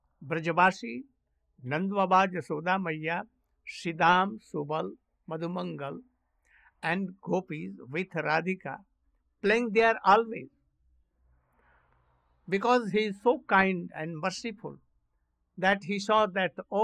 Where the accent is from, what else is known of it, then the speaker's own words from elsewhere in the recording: India; we are coming from India